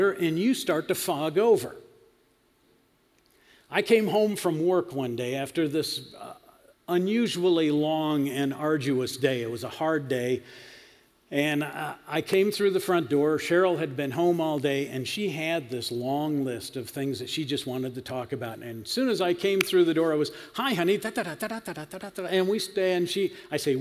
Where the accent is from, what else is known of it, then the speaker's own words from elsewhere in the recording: Western New York, United States; I grew up in Western New York, fruit and vegetable belt of America